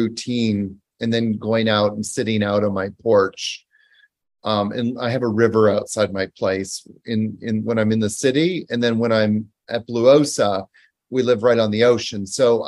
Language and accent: English; Canada; moved away as an adult; also born or lived in New York; now in Costa Rica; So I'm originally from Canada, but I lived in New York for the better part of 10 years, from 2001 until 2010